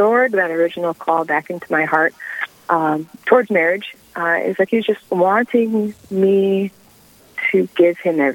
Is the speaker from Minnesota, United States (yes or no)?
yes; Owatonna, Minnesota, United States; moved away as an adult; now in Sioux Falls, United States; Owatonna, Minnesota